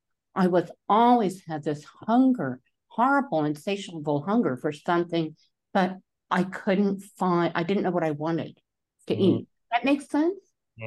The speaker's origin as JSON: {"language": "English", "country": "Taiwan", "tie": "born or raised there", "said": "When I was growing up in Taiwan, there were many temples that may have been Buddhist temples, they may have been Shinto."}